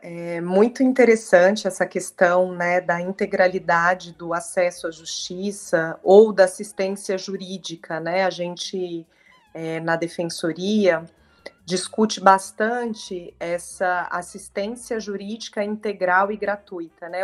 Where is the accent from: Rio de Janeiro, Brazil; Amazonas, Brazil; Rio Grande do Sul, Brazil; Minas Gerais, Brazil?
Minas Gerais, Brazil; Triângulo Mineiro; moved away as an adult; also born or lived in Franca, São Paulo; now in São Paulo, Brazil; sou mineira do Triângulo